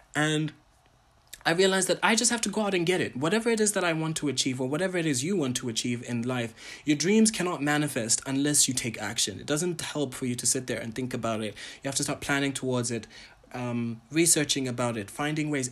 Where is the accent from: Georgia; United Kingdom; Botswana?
Botswana; also born or lived in Ghana / Tanzania; I am a Ghanaian, Tanzanian, Pan-African, entertainer, curator, and entrepreneur from Botswana